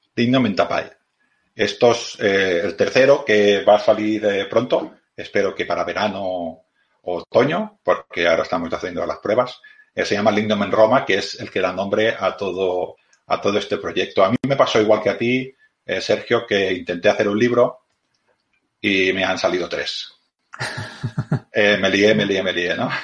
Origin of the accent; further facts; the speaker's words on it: Badalona, Catalonia, Spain; soy de Badalona también, soy de Badalona, yo del mismo Badalona